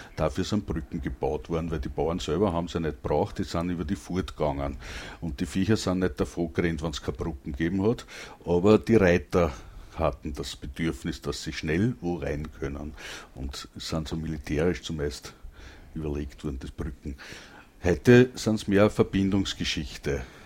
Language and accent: German; Langenlois, Lower Austria, Austria; ich komm aus Langenlois, das liegt auch bei Krems, aber in Niederösterreich.